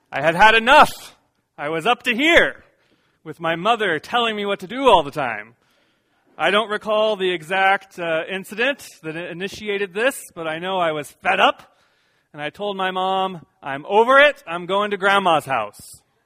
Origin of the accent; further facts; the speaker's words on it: Iowa, United States; moved away; also born or lived in San Diego, California; Now I'm from Iowa